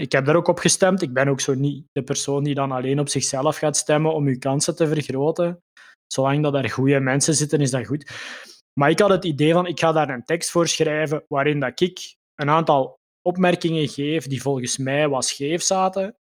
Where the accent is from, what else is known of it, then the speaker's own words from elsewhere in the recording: Limburg, Flanders, Belgium; moved away as an adult; now in Mechelen, Belgium; Ik, eh, woon ondertussen tien jaar in Mechelen. Ik ben afkomstig uit Limburg